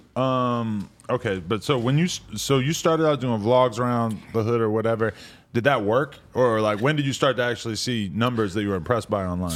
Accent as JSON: {"language": "English", "region": "East Coast", "country": "United States", "moved": "yes", "lives_now": "Los Angeles, United States", "said": "I'm from the East Coast where we just say son"}